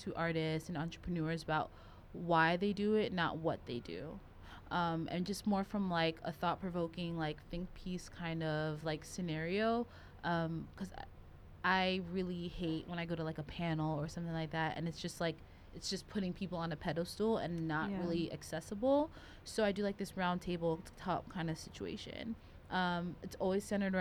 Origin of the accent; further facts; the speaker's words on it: the South, United States; growing up in the South